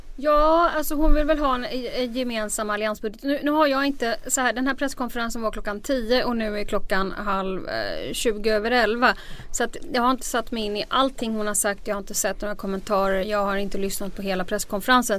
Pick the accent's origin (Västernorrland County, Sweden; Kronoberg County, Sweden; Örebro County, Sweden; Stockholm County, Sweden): Stockholm County, Sweden; Stockholm; jag kommer ju från Stockholms innerstad